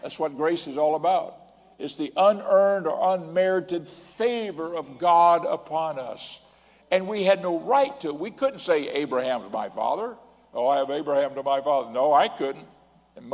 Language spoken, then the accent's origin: English; Pensacola, Florida, United States; I was born in Pensacola, Florida